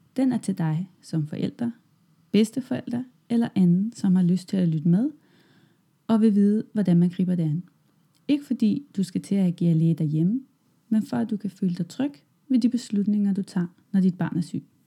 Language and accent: Danish; Germany; Danish is a second language; moved away as an adult; now in Denmark; jeg kommer fra Tyskland, og jeg flyttede til Danmark i sommer 2014